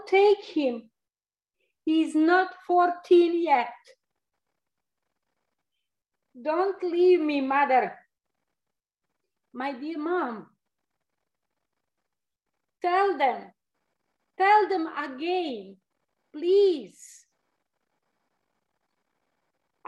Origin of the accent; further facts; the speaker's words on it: Kozarac, Republika Srpska, Bosnia & Herzegovina; now in Canada; coming from the little town named Kozarac